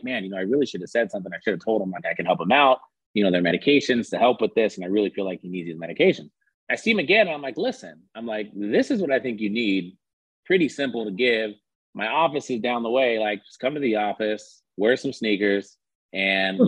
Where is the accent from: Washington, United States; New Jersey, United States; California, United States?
California, United States; I grew up in California